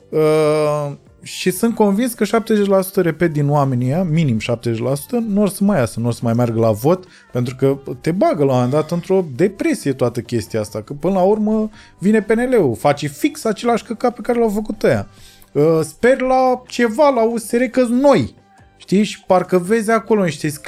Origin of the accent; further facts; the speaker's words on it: Romania; mie mi se pare că 10 august pentru noi ca români semnifică uh, o, o, o, un punct